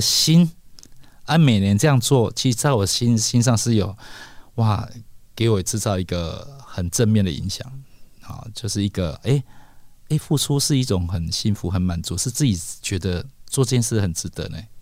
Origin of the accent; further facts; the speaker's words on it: Kaohsiung, Taiwan; 我是高雄人嘛